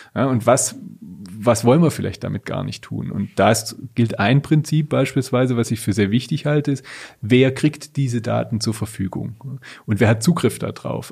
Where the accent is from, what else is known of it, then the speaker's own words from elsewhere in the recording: Germany; bei uns in Deutschland